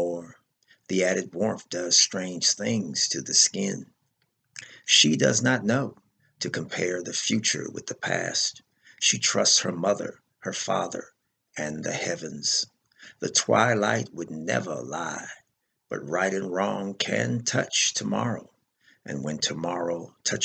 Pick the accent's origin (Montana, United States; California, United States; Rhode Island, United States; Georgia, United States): California, United States; Los Angeles; now in Grand Prairie, United States; I'm originally from Los Angeles, California. I currently live in Grand Prairie, Texas